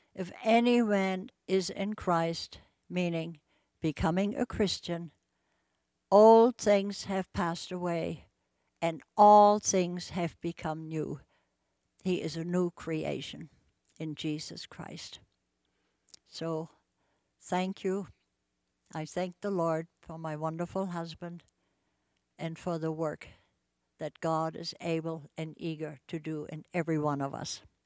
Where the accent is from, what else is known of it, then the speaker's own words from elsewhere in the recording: Bremen, Germany; moved away as an adult; now in Spokane, United States; I grew up in Bremen, Germany, and lived through World War Two